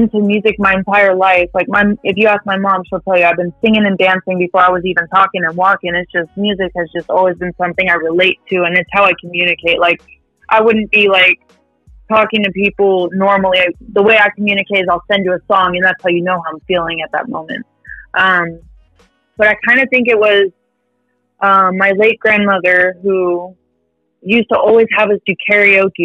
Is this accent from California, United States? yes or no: yes; California, United States; now in North Texas, United States; I'm from California, born and raised